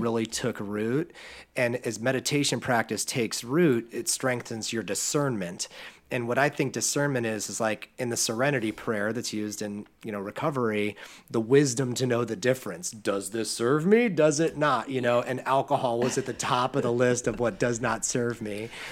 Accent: Akron, Ohio, United States; I'm from the Midwest. I live in Akron, Ohio, Northeast Ohio

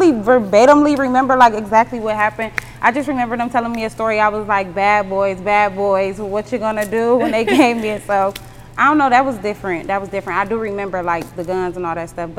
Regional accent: Monroe, Michigan, United States; also born or lived in Toledo, Ohio; I was born in Toledo, and I basically grew up in between Toledo and Detroit in a small town called Monroe, Michigan

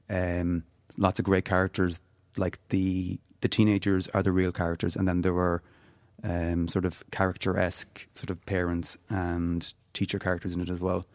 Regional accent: Galway, Connacht, Ireland; born or raised there; also born or lived in Donegal

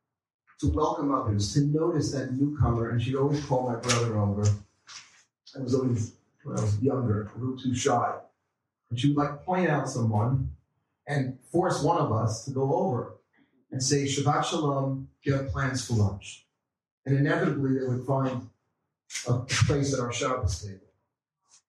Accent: New York City, New York, United States; in the Queens Jewish Center where we grew up in Queens, in Forest Hills

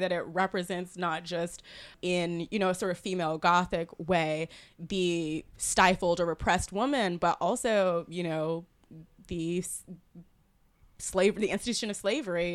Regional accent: South Carolina, United States; moved away; I grew up in South Carolina.

